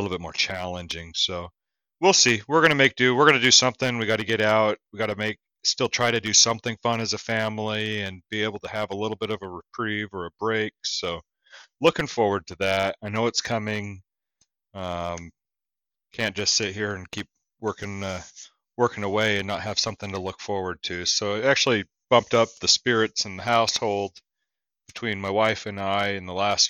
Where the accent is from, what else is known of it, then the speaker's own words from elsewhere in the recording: Eastern Oregon, United States; we grew up in Eastern Oregon